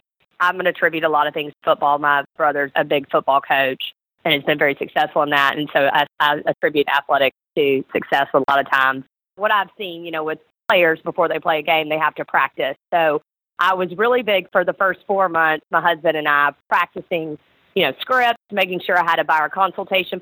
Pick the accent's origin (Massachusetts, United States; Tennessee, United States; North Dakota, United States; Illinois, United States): Tennessee, United States; Memphis; moved away as an adult; also born or lived in Atlanta, Georgia; I am originally from Memphis, Tennessee